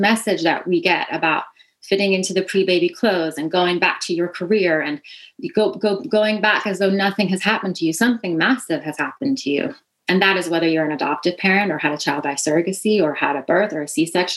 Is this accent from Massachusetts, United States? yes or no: no; New York City, New York, United States; I'm from Staten Island, it's a tribute to my hometown as well